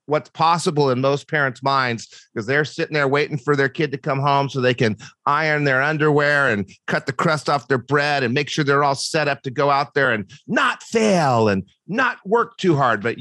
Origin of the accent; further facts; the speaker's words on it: Brookfield, Wisconsin, United States; moved away as an adult; also born or lived in Michigan; I went to uh, Brookfield East High School.